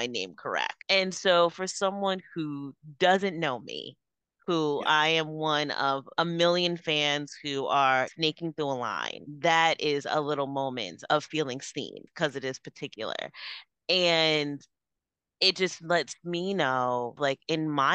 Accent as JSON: {"language": "English", "town": "New York City", "region": "New York", "country": "United States", "tie": "born or raised there", "said": "I was born in New York City"}